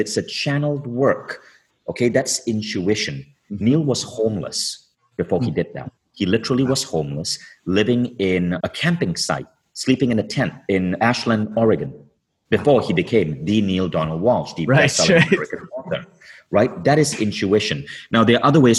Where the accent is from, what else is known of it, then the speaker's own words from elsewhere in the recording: Malaysia; moved away as an adult; also born or lived in Michigan; I was growing up in Malaysia